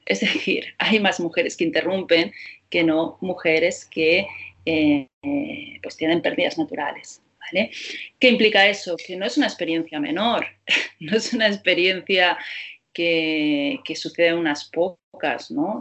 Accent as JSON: {"language": "Spanish", "town": "Barcelona", "region": "Catalonia", "country": "Spain", "tie": "born or raised there", "said": "mi ciudad natal, que es Barcelona"}